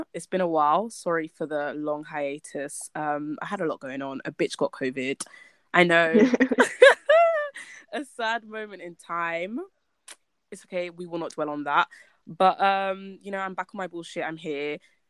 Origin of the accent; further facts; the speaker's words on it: United Kingdom; it gives us a chance to celebrate just being Black, being Black British, just being Black, period.